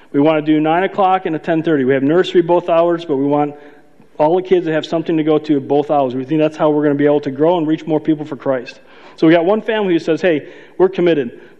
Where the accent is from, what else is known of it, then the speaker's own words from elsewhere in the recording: Chicago, Illinois, United States; I'm from Chicago